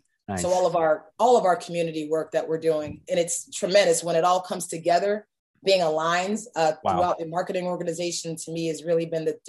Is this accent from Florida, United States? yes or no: yes; Miami, Florida, United States; now in Atlanta, United States; I'm from Miami. I now have a daughter that was born here in Atlanta.